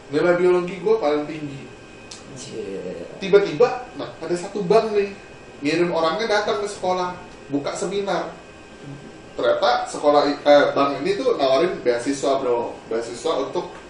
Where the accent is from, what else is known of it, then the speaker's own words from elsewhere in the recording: Tangerang, Banten, Indonesia; gua kan dari Tangerang